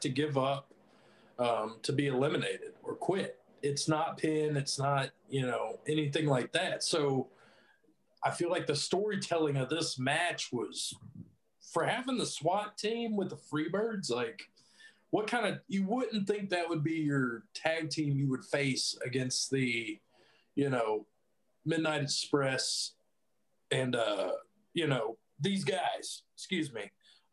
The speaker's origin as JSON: {"language": "English", "town": "Pensacola", "region": "Florida", "country": "United States", "said": "We're both from the Pensacola area"}